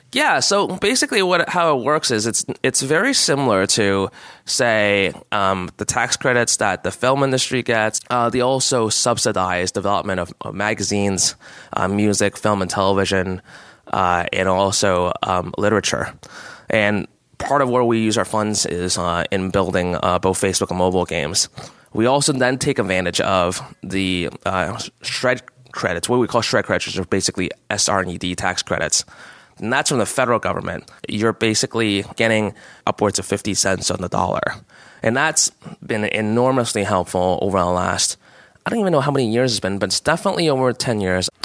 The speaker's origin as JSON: {"language": "English", "country": "Canada", "said": "as a Canadian"}